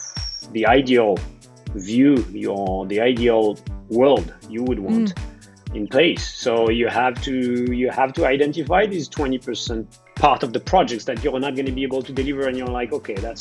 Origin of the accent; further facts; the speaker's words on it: France; accent: French; moved away as an adult; now in New York City, United States; I am French, although I got U.S. citizenship 2 weeks ago as well.